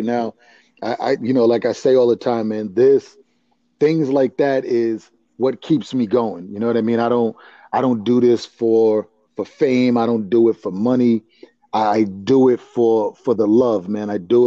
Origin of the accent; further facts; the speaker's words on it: Providence, Rhode Island, United States; Grew up in Rhode Island, Providence, that little speck on the map.